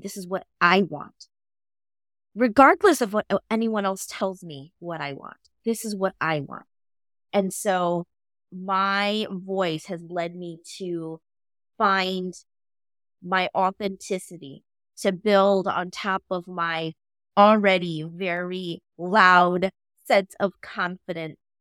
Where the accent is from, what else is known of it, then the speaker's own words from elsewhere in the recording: United States; I am Hmong American, so my culture has a huge influence on how I grew up